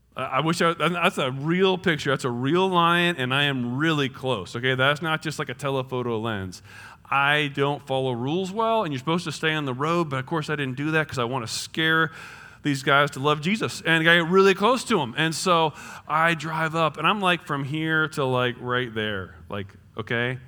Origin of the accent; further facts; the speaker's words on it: New Jersey, United States; now in Indiana, United States; I'm from New Jersey